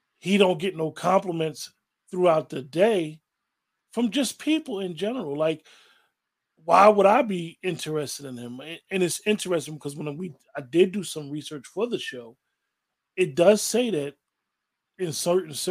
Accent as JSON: {"language": "English", "region": "Northeast", "country": "United States", "said": "we're from the Northeast, a male will be like, how you doing, ma?"}